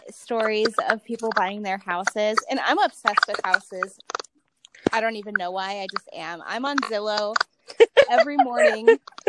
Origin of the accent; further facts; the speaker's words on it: Cleveland, Ohio, United States; moved away; Yeah, I'm originally from Cleveland. So though I live out here and I love the desert